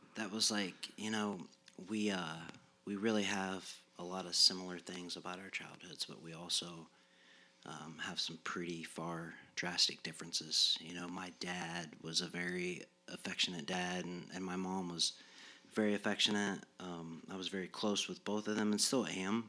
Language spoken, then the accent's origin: English; Muncie, Indiana, United States; I was raised here in Muncie. I, I went to Yorktown High School on K through twelve.